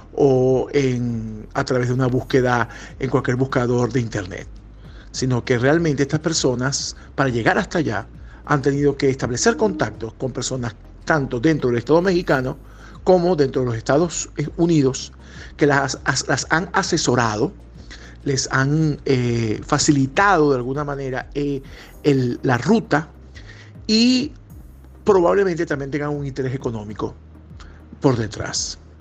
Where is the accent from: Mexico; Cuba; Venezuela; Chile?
Venezuela; no hemos sabido como venezolanos